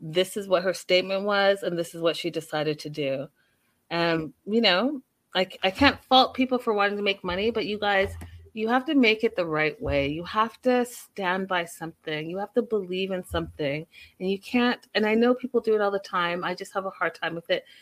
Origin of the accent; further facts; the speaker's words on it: Canada; as a Canadian